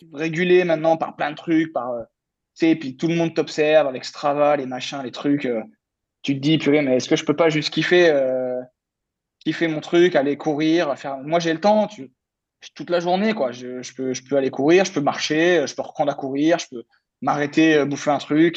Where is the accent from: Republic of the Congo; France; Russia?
France; en tant que Français